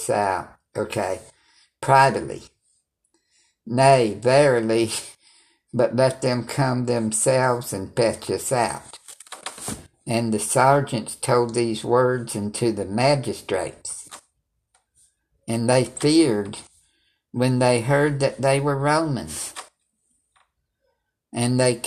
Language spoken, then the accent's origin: English; United States; I'm American